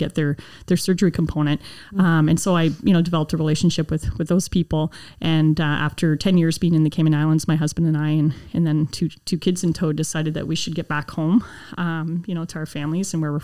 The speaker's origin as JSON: {"language": "English", "town": "Burlington", "region": "Ontario", "country": "Canada", "tie": "born or raised there", "said": "I'm originally from Burlington, Ontario, born and raised, lived there, same house my whole life"}